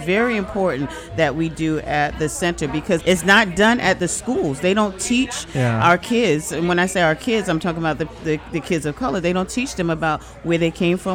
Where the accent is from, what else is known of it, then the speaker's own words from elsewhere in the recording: Southampton, New York, United States; I'm born and raised here in Southampton. I'm from Southampton